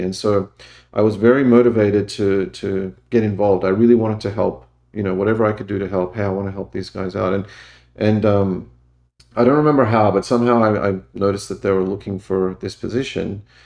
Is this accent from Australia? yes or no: yes; Australia; moved away as an adult; I grew up in Australia.